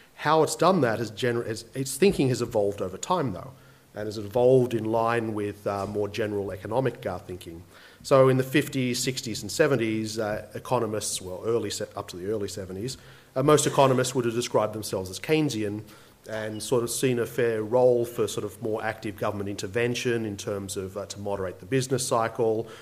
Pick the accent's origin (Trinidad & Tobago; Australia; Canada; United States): Australia; Campbelltown, New South Wales; as I grew up in Campbelltown, my first job was in the Kmart of Campbelltown